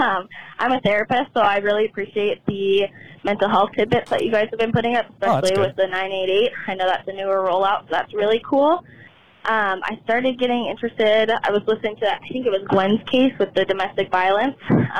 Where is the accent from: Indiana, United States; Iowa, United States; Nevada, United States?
Nevada, United States; Reno; also born or lived in Arizona; I'm going from Salt Lake back to Reno. That's where I'm from. But I started listening to you when I was driving to Arizona, where I'm from, on my 13-hour drive.